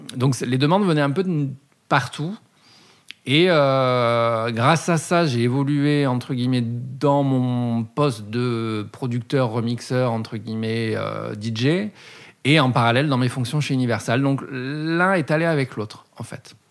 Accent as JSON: {"language": "French", "town": "Bordeaux", "region": "Nouvelle-Aquitaine", "country": "France", "tie": "born or raised there", "said": "je suis né à Bordeaux"}